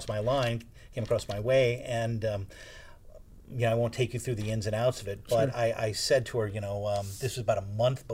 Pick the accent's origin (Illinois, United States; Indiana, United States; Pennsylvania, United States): Indiana, United States; South Bend; moved away as an adult; I was born and raised in South Bend, Indiana